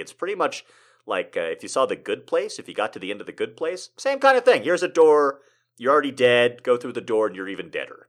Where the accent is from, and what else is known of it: United States